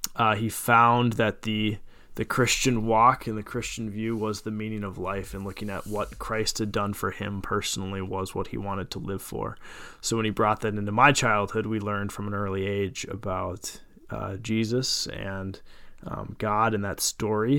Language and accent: English; Jordan, Minnesota, United States; good old Jordan, Minnesota. Uh, grew up there